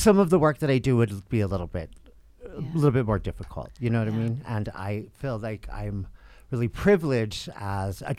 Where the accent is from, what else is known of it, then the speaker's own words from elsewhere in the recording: Salt Lake City, Utah, United States; I am from Salt Lake City, and I grew up here close to downtown area